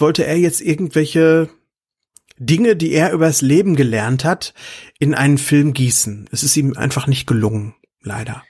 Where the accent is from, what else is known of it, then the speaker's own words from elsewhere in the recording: Lüdenscheid, North Rhine-Westphalia, Germany; 1991 habe ich bei uns in Lüdenscheid im Kapitolkino gese gesessen